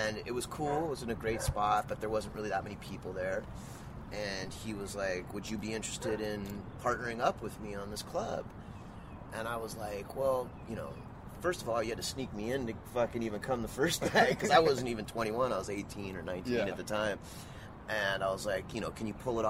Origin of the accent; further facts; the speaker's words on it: Southern California, United States; I grew up in Southern California. You know, I was born and raised here